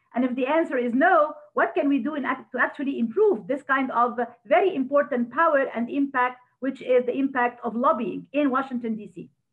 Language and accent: English; Egypt; now in United States; As we say back home in Egypt, where I come from, originally I'm Egyptian American